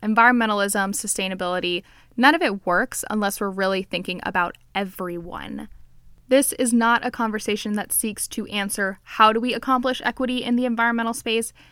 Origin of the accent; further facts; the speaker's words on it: Miami, Florida, United States; I'm Cuban, I grew up in Miami